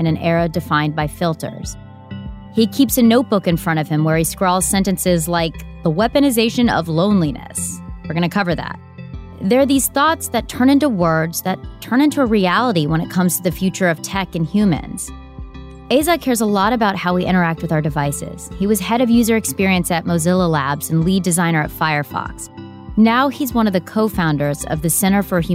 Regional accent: Georgia, United States; where I grew up in Georgia, where I hung out in parking lots

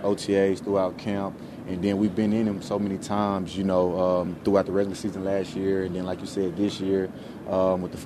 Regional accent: Texas, United States; I'm from Texas, being in 100-degree heat

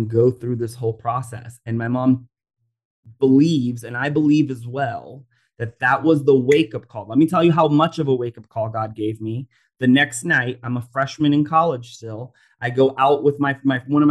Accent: Orlando, Florida, United States; I grew up in Orlando, Florida, and I went actually a suburb called Oviedo.

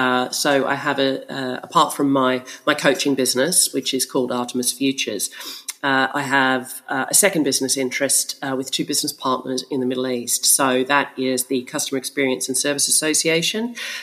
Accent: Melbourne, Victoria, Australia; accent: Australian; now in London, United Kingdom; Well, I am actually in London, but my accent is Australian. You're right. I'm a bit confused about all of that, but I've been in London for 17 years

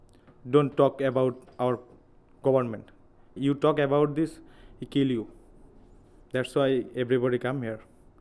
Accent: Noakhali, Chittagong Division, Bangladesh

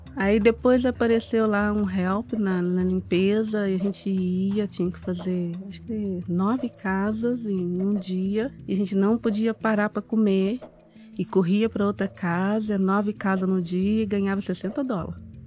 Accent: Uberaba, Minas Gerais, Brazil; moved away as an adult; now in Boston, United States; eu nasci em Uberaba

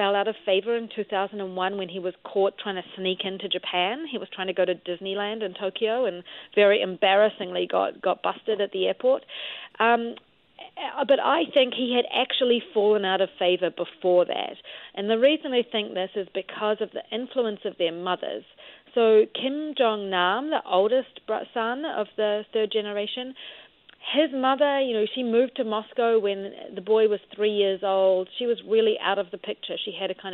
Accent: New Zealand; moved away; I'm from New Zealand, as you can tell by my funny accent

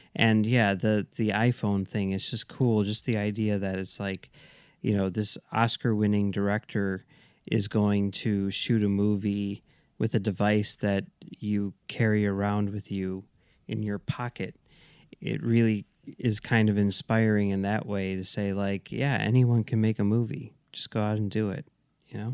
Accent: Chicago, Illinois, United States; as a Chicagoan

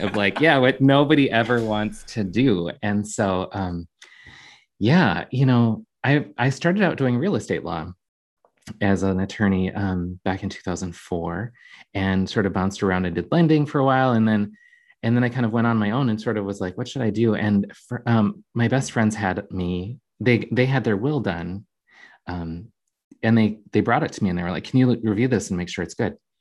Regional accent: Jamestown, North Dakota, United States; now in Minneapolis, United States; I grew up in Jamestown, North Dakota.

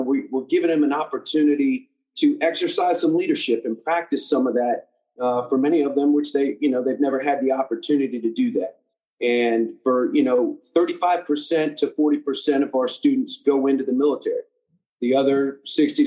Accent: Maryland, United States; moved away as an adult; now in Charleston, United States; Originally, I'm from Maryland, just out of D.C.

